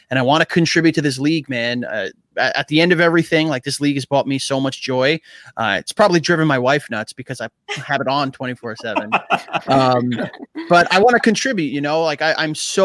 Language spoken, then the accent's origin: English; New York, United States; moved away as an adult; now in New Jersey, United States; I'm from Queens as well.